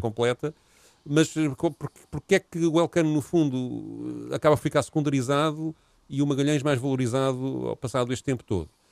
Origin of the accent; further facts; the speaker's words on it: Portugal; porque somos portugueses